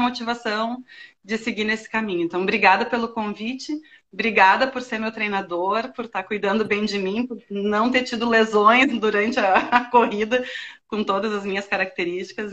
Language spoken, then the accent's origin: Portuguese; Rio Grande do Sul, Brazil; accent: gaúcho; now in Florianópolis, Brazil; sou gaúcha, né? O pessoal deve ter percebido pelo sotaque